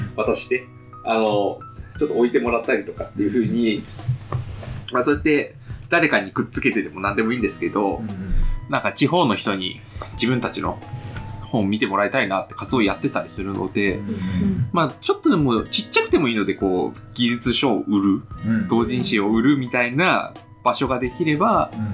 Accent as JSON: {"language": "Japanese", "region": "Hokkaido", "country": "Japan", "tie": "born or raised there", "said": "私、地元北海道です"}